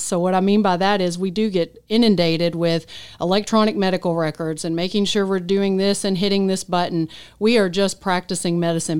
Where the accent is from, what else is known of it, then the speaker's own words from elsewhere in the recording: Henderson, United States; moved away as an adult; Henderson's my hometown. Grew up here, born and raised.